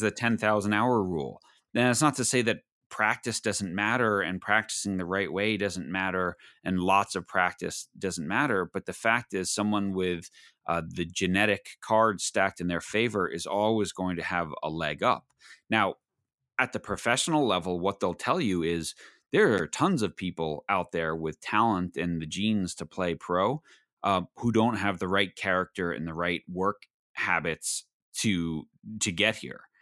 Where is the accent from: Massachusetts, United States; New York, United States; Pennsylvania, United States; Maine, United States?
New York, United States; Long Island; growing up on Long Island